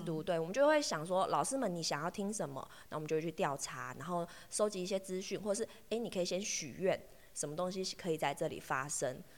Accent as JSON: {"language": "Chinese", "region": "Taoyuan", "country": "Taiwan", "also_born_or_lived": "Ruisui, Hualien / Fuli, Hualien", "moved": "as an adult", "lives_now": "Taitung, Taiwan", "said": "我是桃园来的"}